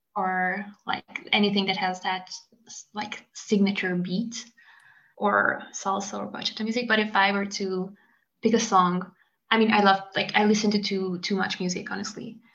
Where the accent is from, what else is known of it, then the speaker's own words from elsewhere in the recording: Hungary; now in France; abroad is also where my home country is from the French point of view